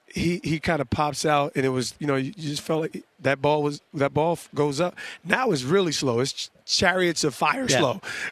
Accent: East Orange, New Jersey, United States; I'm a kid from Jersey, from East Orange, Essex County, Montclair, New Jersey. I have no business here.

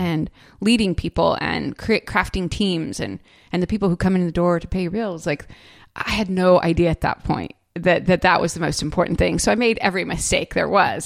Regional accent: California, United States; moved away as an adult; also born or lived in Orange County; now in Charleston, United States; I grew up in California

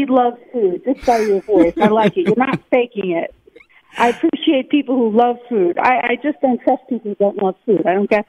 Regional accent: New York City, New York, United States; But I'm a New Yorker and I wanted to... find an iconic location like Grand Central

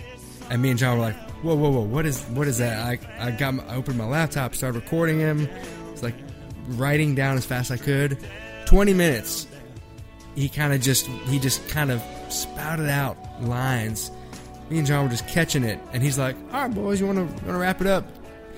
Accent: Virginia, United States; I'm from Virginia, yeah.

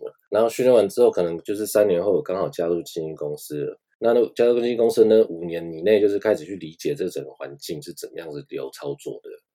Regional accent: Taiwan; moved away as an adult; now in Japan; 我当初也是在台湾就已经说，呃，做了助理，然后也在台湾学摄影

